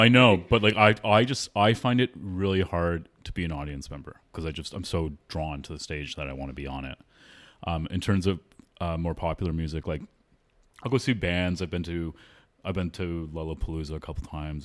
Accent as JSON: {"language": "English", "town": "Toronto", "region": "Ontario", "country": "Canada", "tie": "born or raised there", "said": "I grew up in Toronto"}